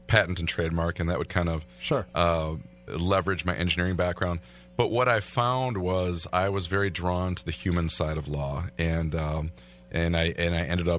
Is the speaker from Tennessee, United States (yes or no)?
no; Milwaukee, Wisconsin, United States; Born and raised in the Milwaukee, greater Milwaukee area